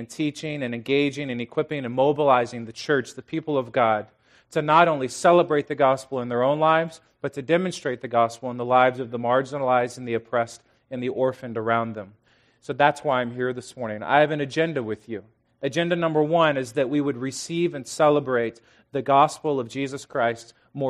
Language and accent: English; The Woodlands, Texas, United States; I'm from the Woodlands, Texas, which is just outside of Houston.